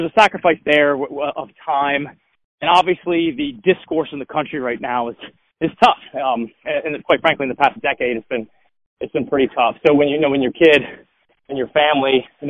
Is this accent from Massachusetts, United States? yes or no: no; Delmarva Peninsula, Eastern Shore of Maryland, United States; moved away; I'm originally from the Eastern Shore on the Maryland side, Delmarva Peninsula.